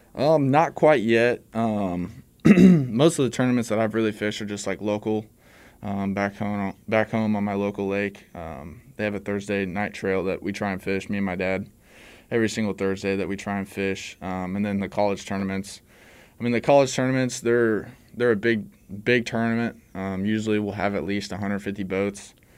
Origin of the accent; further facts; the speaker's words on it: Excelsior Springs, Missouri, United States; now in Warrensburg, United States; I'm from Excelsior Springs, uh, Missouri